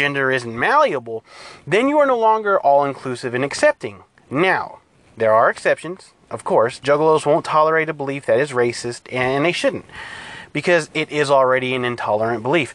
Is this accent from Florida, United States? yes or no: no; California, United States; I'm from California, I'm Hispanic.